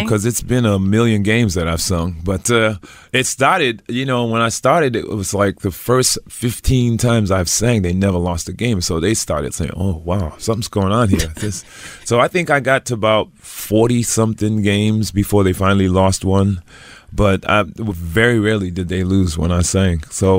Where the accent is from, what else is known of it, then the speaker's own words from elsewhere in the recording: Providence, Rhode Island, United States; See, I grew up in Providence, Rhode Island. So the team back there, of course, was the Boston Red Sox and the New England Patriots.